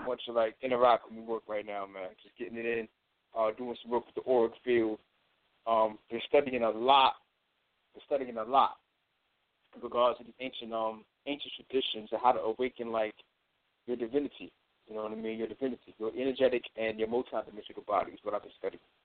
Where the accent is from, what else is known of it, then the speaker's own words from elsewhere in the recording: Long Island, New York, United States; I'm originally from Long Island, New York